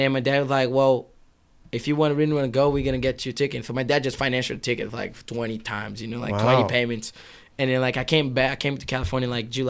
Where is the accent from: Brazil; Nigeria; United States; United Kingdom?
Brazil; English is a second language; moved away; when I grew up in Brazil